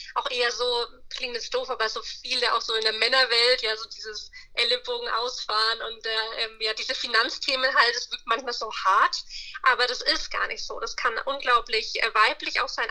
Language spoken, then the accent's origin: German; Bayreuth, Bavaria, Germany; Ich komme aus Oberfranken, Bayreuth, äh, kennt man wahrscheinlich nicht, Nähe, Nürnberg, Bamberg, so das Eck.